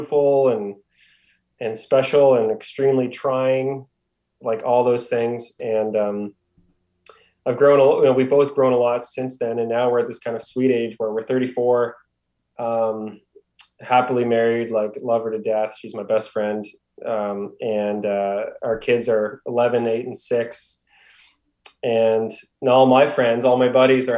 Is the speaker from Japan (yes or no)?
no; Halifax, Nova Scotia, Canada; also born or lived in Ontario; I've been born and raised in Halifax, Nova Scotia, tiny little province on the east coast of Canada